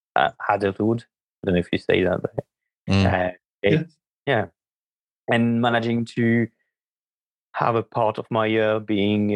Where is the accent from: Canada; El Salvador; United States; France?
France; moved away as an adult; now in United Kingdom; I grew up in France.